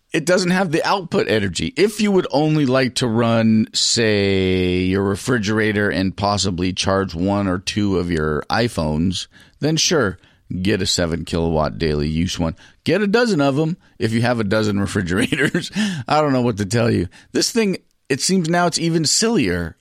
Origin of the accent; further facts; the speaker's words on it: United States; I'm from America.